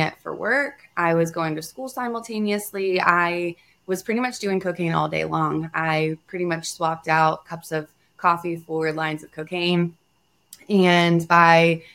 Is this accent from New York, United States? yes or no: no; North Carolina, United States; I come from the East Coast. I was raised in North Carolina